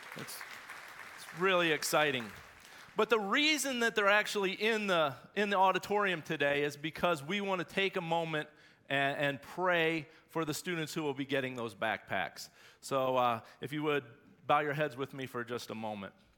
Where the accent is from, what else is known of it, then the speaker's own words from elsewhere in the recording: Shelby, North Carolina, United States; I'm from Shelby, born and bred Whippet